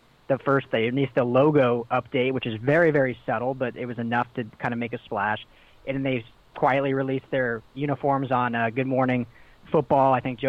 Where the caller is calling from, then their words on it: Pasadena, California, United States; calling from Pasadena, California.